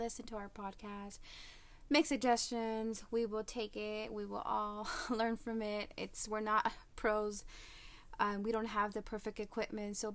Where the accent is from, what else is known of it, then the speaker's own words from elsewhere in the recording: United States; my parents are from Mexico. I was born and raised in the United States. I do speak Spanish, so if you hear me with a little accent, I don't know why